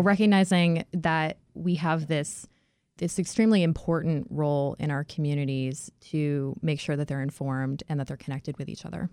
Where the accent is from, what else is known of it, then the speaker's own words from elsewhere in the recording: near Boston, Massachusetts, United States; moved away; I grew up near Boston